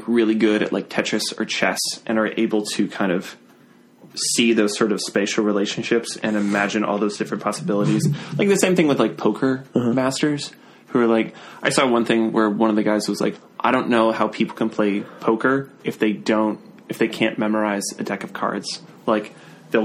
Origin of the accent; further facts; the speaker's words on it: Virginia, United States; also born or lived in Alaska; So I started in Alaska. I grew up mostly in Virginia.